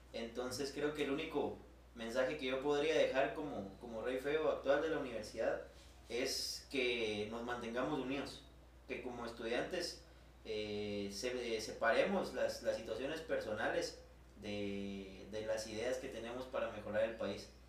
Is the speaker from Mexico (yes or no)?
no; Guatemala; como guatemalteco